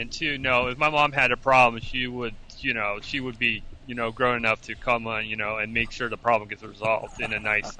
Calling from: Melbourne, Florida, United States; calling from Melbourne, Florida.

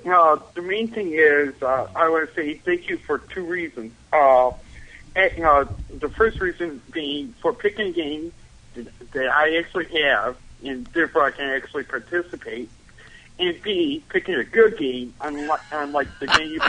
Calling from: Buffalo, New York, United States; Hi, yeah, this is … from Buffalo, New York.

